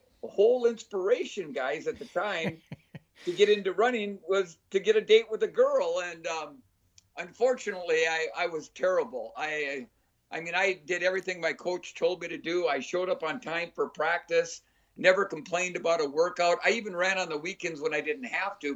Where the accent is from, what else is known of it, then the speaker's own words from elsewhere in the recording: Minnesota, United States; I'm from Minnesota